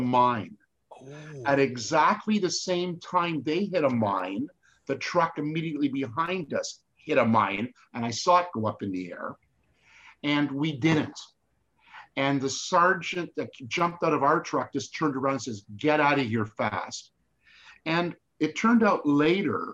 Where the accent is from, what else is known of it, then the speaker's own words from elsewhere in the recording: Canada; I'm a Canadian